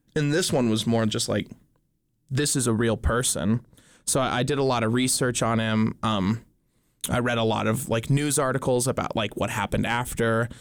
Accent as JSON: {"language": "English", "town": "Dillon", "region": "Montana", "country": "United States", "tie": "born or raised there", "said": "I grew up in Dillon, Montana"}